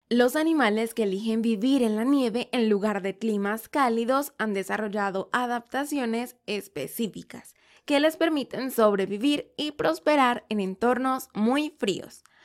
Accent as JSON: {"language": "Spanish", "country": "Venezuela", "said": "en mi país, Venezuela"}